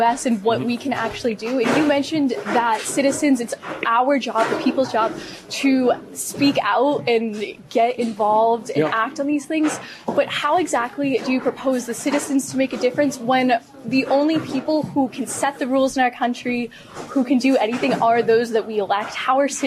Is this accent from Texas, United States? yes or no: no; Massachusetts, United States; I'm from Massachusetts